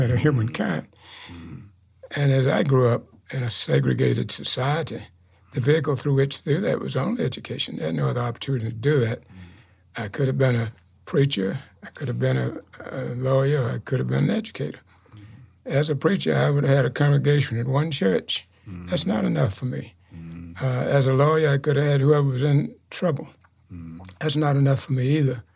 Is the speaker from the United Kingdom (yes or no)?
no; Chowan River, North Carolina, United States; I grew up on the Chowan River